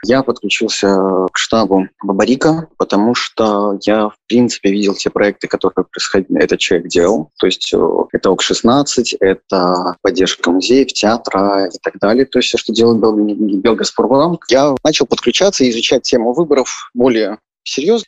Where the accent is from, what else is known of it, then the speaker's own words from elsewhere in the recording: Minsk, Belarus; moved away as an adult; из Минска